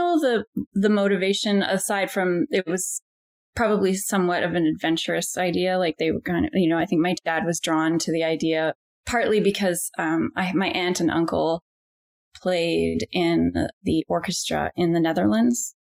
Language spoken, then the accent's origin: English; Victoria, British Columbia, Canada; also born or lived in Europe; I was born on Vancouver Island, and my parents, my dad grew up here too, but my mom moved from Alberta to go to university, and that's where they met. And yeah, they were both teachers in Victoria.